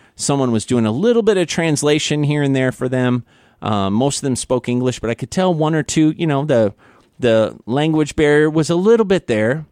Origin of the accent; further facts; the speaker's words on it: Missouri, Kansas area, Midwest, United States; now in Guam; I'm from Missouri, Kansas area